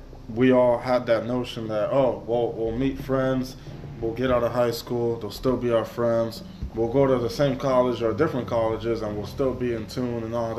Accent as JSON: {"language": "English", "region": "New York", "country": "United States", "tie": "born or raised there", "moved": "yes", "lives_now": "Florida, United States", "said": "I was raised in New York, so I met him here in Florida."}